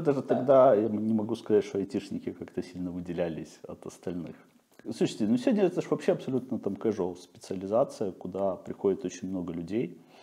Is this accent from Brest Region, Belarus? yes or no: no; Babruysk, Mogilev Region, Belarus; moved away; also born or lived in Astravets; я родился в Островце, почти сразу с семьей мы переехали в Бобруйск.